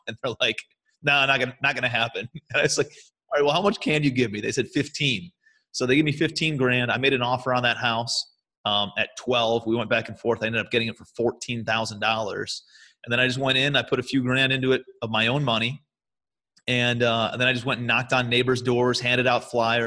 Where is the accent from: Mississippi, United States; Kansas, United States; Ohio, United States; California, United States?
Ohio, United States; Cleveland; moved away as an adult; also born or lived in New York City; I'm from Cleveland originally, but I moved out to New York City